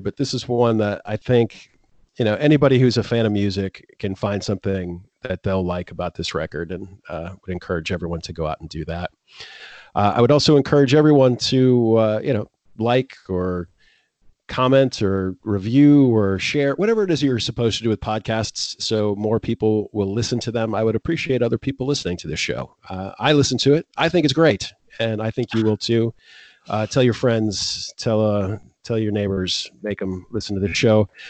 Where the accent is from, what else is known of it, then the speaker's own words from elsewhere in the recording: Florida, United States; also born or lived in New York; now in Poland; I grew up in Florida